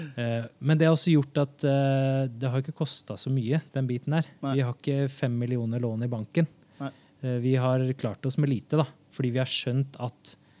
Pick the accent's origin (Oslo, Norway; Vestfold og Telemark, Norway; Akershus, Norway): Oslo, Norway; jeg kommer fra Haugerud i Oslo, og ja, det var vel en av de, de første som hadde liksom, mer enn en fem utlendinger i klassen